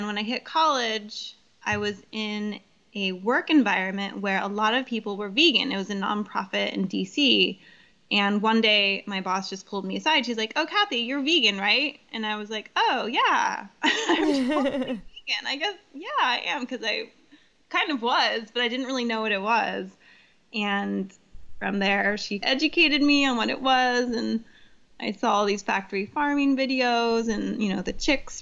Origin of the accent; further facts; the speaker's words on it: Santa Cruz, California, United States; moved away as an adult; also born or lived in New York City; now in Los Angeles, United States; I grew up in Santa Cruz, which is, you know, very farmer's markety